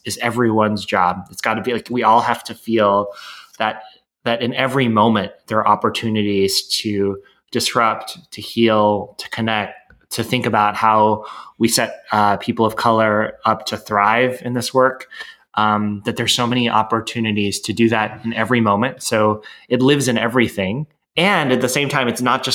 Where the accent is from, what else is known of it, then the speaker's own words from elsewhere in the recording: United States; growing up in the United States